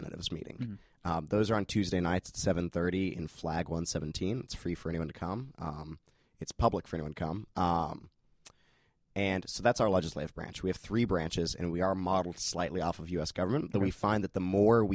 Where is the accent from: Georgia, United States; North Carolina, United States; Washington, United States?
Georgia, United States; Peachtree City; I'm from Peachtree City, Georgia, originally